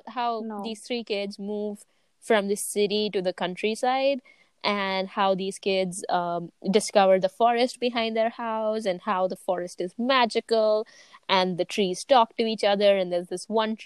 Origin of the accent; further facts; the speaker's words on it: Nigeria; moved away; growing up in Nigeria